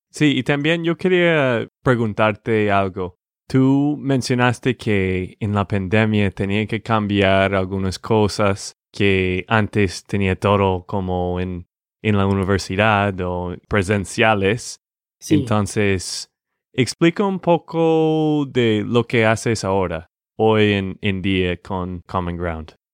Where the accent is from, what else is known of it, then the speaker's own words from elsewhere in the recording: Texas, United States; de Texas, Estados Unidos